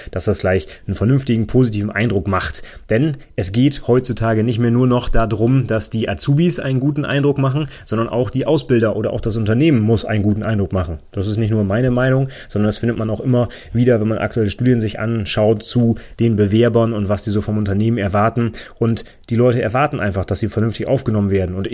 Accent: Northern Germany, Germany; Ne, bei uns im Norden, da sagen auch wirklich Moin.

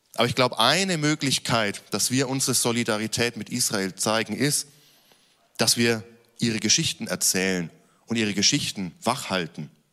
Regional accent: Germany; gerade als Deutsche

